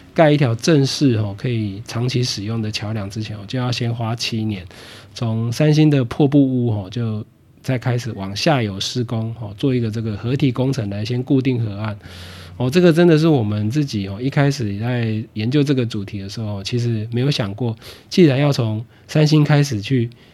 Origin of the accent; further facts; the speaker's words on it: Yilan County, Taiwan; moved away; 我自己，哦，也是这个西南长大念书的宜兰囡娜，哦，那从外地返乡之后到现在，哦，也一直都住在西南这边